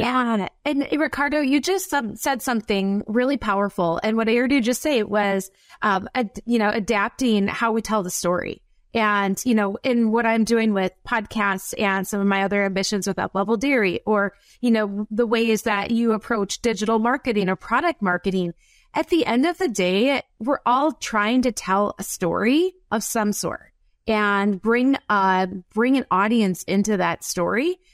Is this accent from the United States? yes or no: yes; Wisconsin, United States; accent: up north Wisconsin; my up north Wisconsin accent